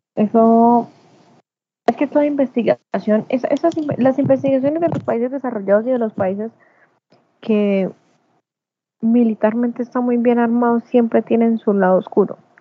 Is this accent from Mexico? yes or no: no; Colombia; yo como ciudadana colombiana